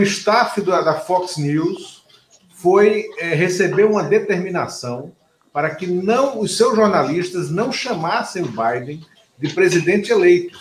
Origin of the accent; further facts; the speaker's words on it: Pernambuco, Brazil; Eu digo que eu sou pernambucano, não sou brasileiro.